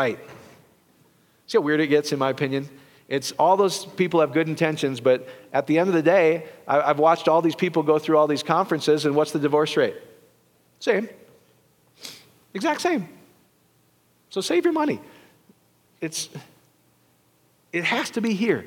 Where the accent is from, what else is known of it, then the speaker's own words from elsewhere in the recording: Iowa, United States; I'm from Iowa